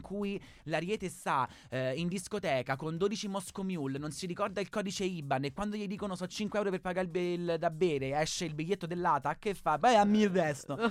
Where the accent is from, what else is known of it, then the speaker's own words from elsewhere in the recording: Marche, Italy; io sono una marchigiana